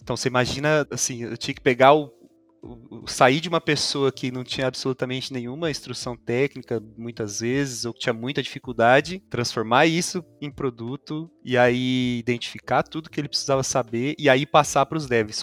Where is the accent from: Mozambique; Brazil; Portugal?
Brazil; São Sebastião da Amoreira, Paraná; Eu sou de São Sebastião da Moreira, uma cidade do interior do interior do Paraná, assim, é perto de Londrina